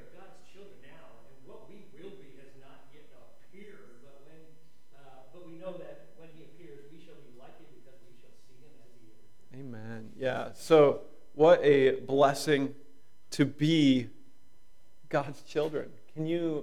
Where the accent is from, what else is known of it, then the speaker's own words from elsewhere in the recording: United States; being an American